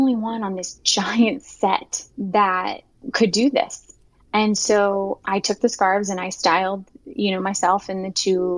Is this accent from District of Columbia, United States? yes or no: no; Southwest Virginia, United States; I grew up in Southwest Virginia, where we were the only Muslims for hours